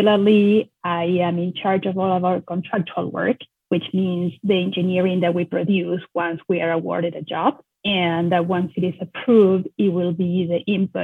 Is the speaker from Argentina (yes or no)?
yes; Argentina; moved away as an adult; also born or lived in Buenos Aires / Oregon; now in United States; I am born and raised in Argentina.